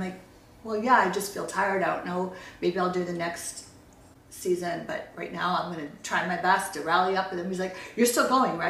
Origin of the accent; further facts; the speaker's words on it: California, United States; we're down here because we're from Orange County.